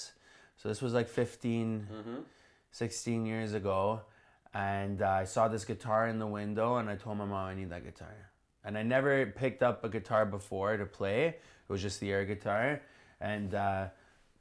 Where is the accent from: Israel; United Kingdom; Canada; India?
Canada; Toronto, Ontario; also born or lived in Woodbridge; I grew up in Toronto. I actually grew up on the street that I'm living at right now